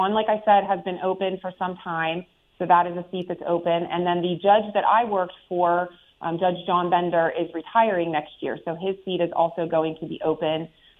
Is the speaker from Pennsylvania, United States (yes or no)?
yes; Perry County, central Pennsylvania, United States; moved away as an adult; also born or lived in Pittsburgh, Pennsylvania; now in Richland Township, United States; I was born and raised in Perry County, which is a very rural county in central PA.